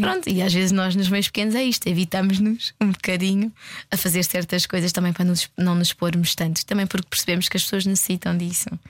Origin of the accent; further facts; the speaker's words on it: Évora, Alentejo, Portugal; Eu não sou de cá, sou de Évora.